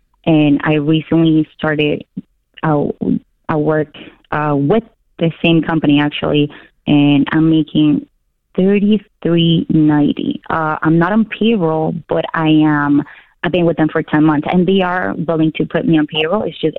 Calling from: Toronto, Ontario, Canada; moved away as an adult; I actually moved with my family and my two babies, 3 and 4, from Toronto

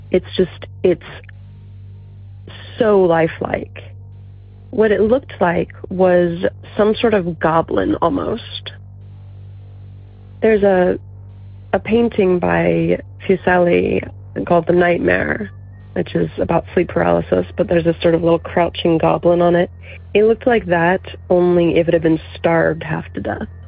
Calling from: Virginia, United States; I'm from Virginia.

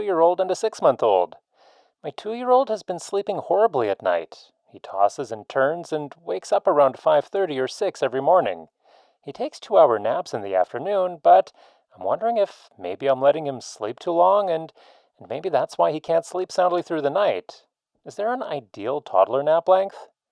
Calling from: Vancouver, British Columbia, Canada; I'm calling from Vancouver.

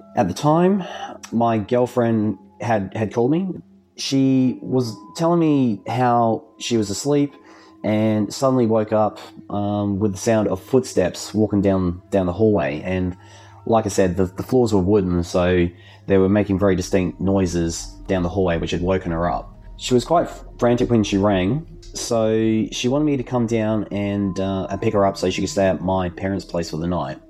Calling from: Adelaide, South Australia, Australia; also born or lived in Gawler, South Australia; I'm calling from Adelaide in South Australia

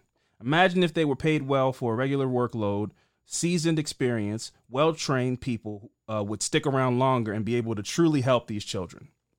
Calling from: Louisville, Kentucky, United States; I'm writing from Louisville, and thank you for talking about Breonna Taylor.

